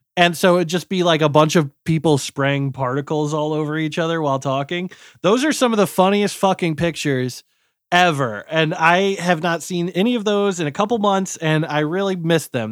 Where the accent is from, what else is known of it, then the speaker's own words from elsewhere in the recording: Missouri, United States; moved away; I'm from Missouri